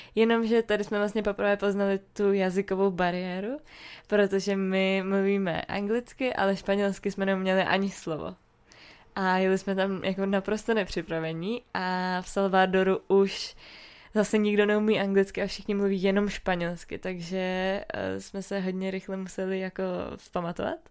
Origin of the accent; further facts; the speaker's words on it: Czechia; jsme z České republiky